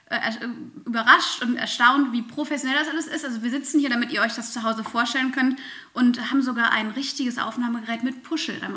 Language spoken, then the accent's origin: German; Germany; ich auch in der Mühle hier tatsächlich groß geworden und auch hier geblieben.